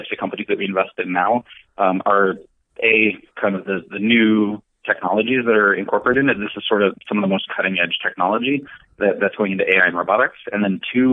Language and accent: English; San Francisco Bay Area, California, United States; also born or lived in New York; I'm originally from the San Francisco Bay Area, but went out to New York for college